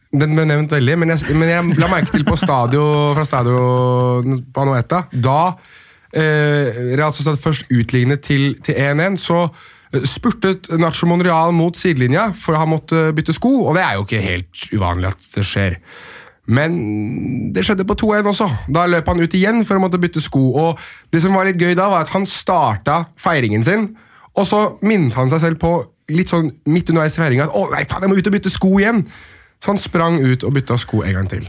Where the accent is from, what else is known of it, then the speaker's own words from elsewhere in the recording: Norway; jeg er nordmann